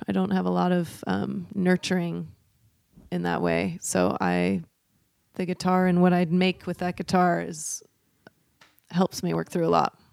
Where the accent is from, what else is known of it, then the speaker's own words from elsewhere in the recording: Portland, Oregon, United States; also born or lived in Troutdale, Oregon; So I am from here, from Portland, Oregon. I grew up on the East Side.